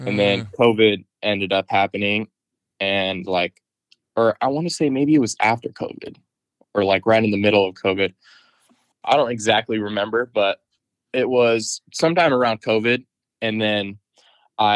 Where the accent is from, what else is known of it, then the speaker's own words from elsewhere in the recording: Hilmar, near Turlock, California, United States; I grew up in Houston, which is just outside of Turlock, like a small little farm town